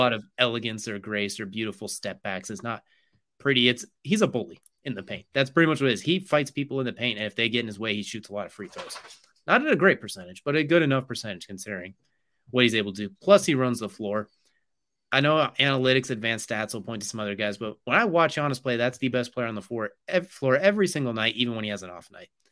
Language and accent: English; California, United States; I was born in California